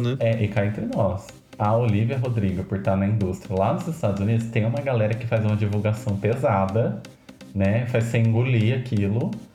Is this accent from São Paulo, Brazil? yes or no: yes; Botucatu, São Paulo, Brazil; eu sou de Botucatu e aqui é a cidade